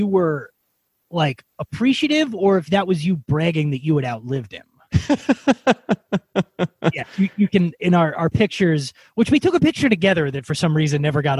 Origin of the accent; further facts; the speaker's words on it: Southern Dutchess County, New York, United States; Southern Dutchess County, which is where Dan and I grew up. It's like the Hopewell Junction, Wappingers Falls, Fishkill, New York area, which these days is pretty suburban.